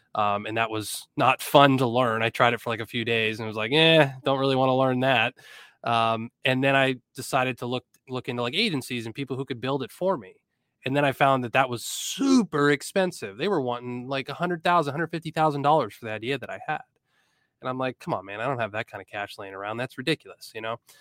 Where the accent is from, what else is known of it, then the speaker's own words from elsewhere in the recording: Erie, Pennsylvania, United States; also born or lived in Blacksburg, Virginia; I'm from Erie, P